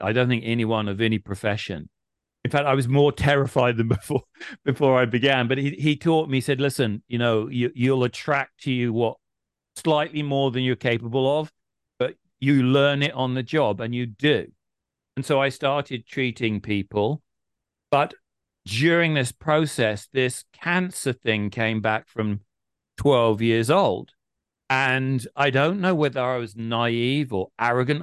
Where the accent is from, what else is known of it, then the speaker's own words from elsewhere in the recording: England, United Kingdom; we're English